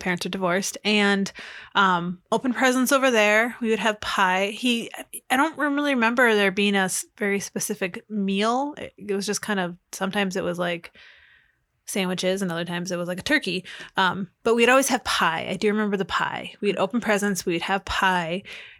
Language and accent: English; Minnetonka, Minnesota, United States; I grew up in Minnetonka